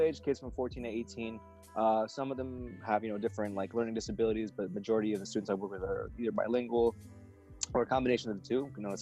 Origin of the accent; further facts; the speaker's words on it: United States; we're American